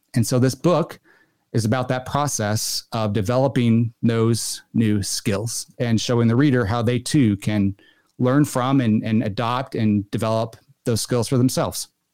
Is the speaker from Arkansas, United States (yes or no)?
yes; Arkansas, United States; moved away; once I moved away from Arkansas